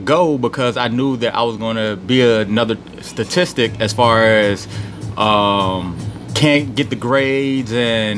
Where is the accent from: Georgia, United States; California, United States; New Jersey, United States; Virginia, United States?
Virginia, United States; Petersburg; also born or lived in Philadelphia, Pennsylvania / Richmond, Virginia; I was born in Petersburg, Virginia.